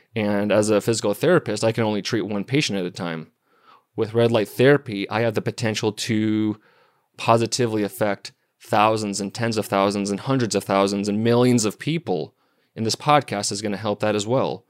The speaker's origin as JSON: {"language": "English", "town": "Missoula", "region": "Montana", "country": "United States", "tie": "born or raised there", "said": "I was born and raised in Missoula, Montana."}